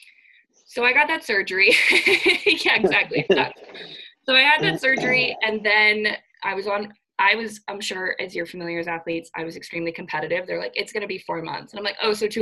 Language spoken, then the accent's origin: English; Scarborough, Maine, United States; also born or lived in Fairfield, Connecticut; I am from Scarborough, Maine, which is the greater Portland area